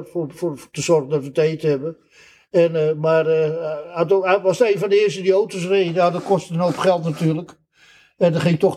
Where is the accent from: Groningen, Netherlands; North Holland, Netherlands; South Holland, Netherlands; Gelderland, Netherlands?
North Holland, Netherlands; Amsterdam; Nee, ik ben geboren in Amsterdam.